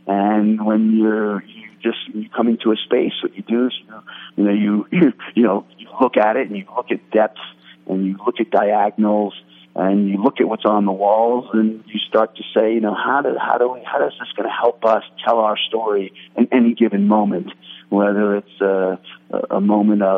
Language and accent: English; New York City, New York, United States; moved away as an adult; now in Los Angeles, United States; Adam and I, we grew up together in New York City, both on the Upper West Side, a block from each other